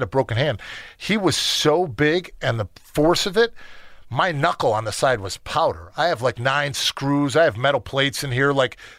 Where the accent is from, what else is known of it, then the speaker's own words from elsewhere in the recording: Chicago, Illinois, United States; Growing up in Chicago